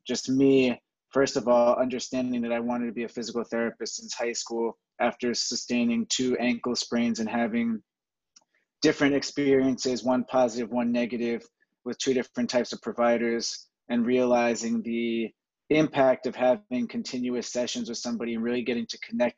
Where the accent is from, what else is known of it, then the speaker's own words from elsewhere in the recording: Jersey Shore, New Jersey, United States; I'm a kid from the Jersey Shore.